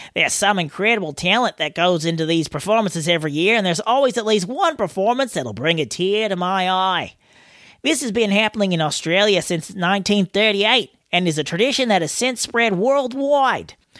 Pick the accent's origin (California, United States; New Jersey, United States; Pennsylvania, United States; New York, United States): California, United States; as a Californian